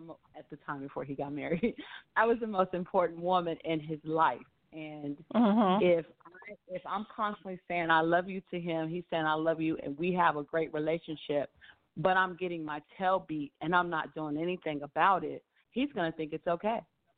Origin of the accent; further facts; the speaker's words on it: Arkansas, United States; also born or lived in Japan / Spain / Washington State / Washington, D.C.; now in Atlanta, United States; I lived in Japan, Spain, Washington State. I'm originally from Arkansas. I call Washington, D.C. home, but I'm now here in Atlanta.